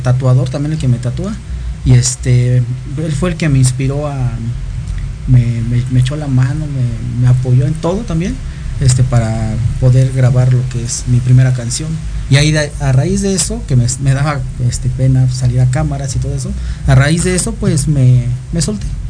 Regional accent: Chimalhuacán, State of Mexico, Mexico; Aquí andamos representando Chimahuacán

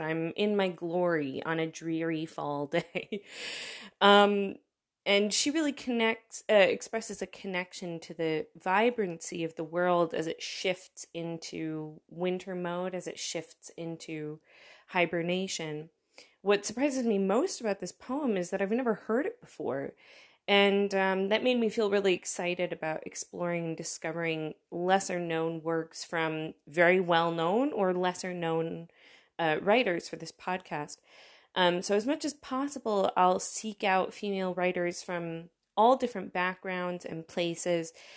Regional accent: United States; now in Berlin, Germany; As an American

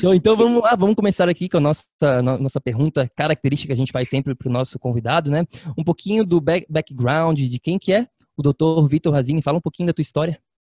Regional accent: Florianópolis, Santa Catarina, Brazil; moved away; está em Floripa, na minha terra natal

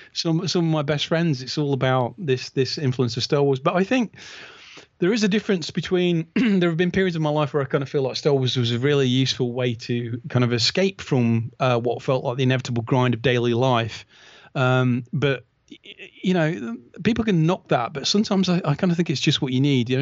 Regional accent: United Kingdom; as a, as a British fan

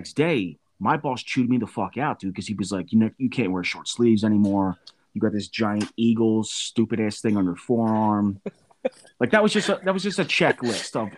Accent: New Jersey, United States; I'm from Jersey

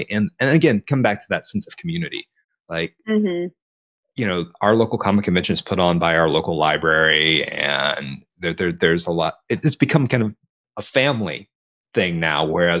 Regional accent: the South, United States; growing up in the South, we just mentioned football. I was never a sports fan, you know?

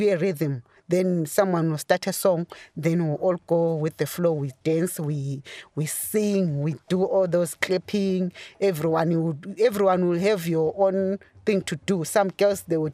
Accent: Bulawayo, Zimbabwe; moved away as an adult; now in Ireland; I'm from Zimbabwe, Bulawayo, Matabele in Zimbabwe.

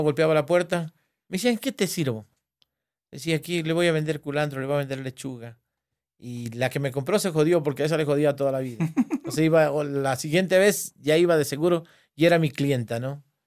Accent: Alamor, Loja, Ecuador; donde yo nací, en Alamor, pueblo nuevo exactamente donde yo nací

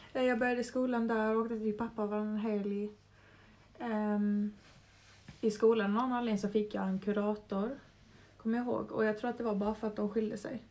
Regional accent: Brändö, Åland, Åland Islands; also born or lived in Mariehamn; längst bort på Åland på Brändö som är en ö med 400 människor. Så jag, växer, jag växte upp verkligen i skärgård

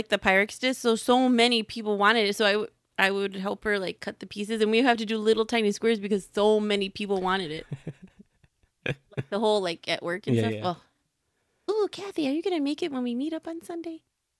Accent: Chicago, Illinois, United States; because, hello, we are from Chicago.

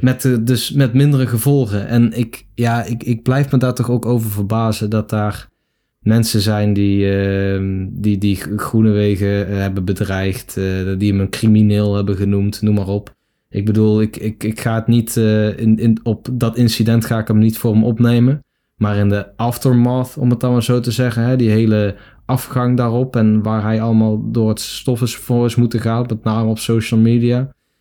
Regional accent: Netherlands

